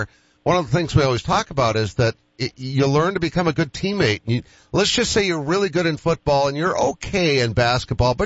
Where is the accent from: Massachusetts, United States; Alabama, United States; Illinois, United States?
Massachusetts, United States; Boston; moved away; I'm from Boston